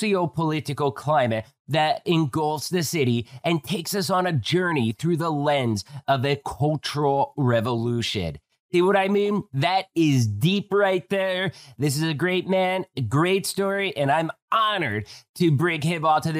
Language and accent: English; Coal Country, Pennsylvania, United States; moved away as an adult; also born or lived in Tijuana, Mexico; I moved from Coal Country, Pennsylvania out to Tijuana, Mexico. And I lived down there for about